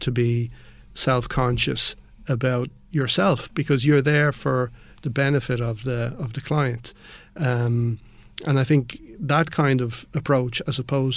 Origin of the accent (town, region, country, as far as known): Ireland; also born or lived in Spain